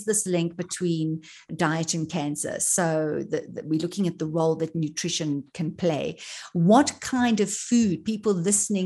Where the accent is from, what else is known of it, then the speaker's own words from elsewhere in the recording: South Africa; being South African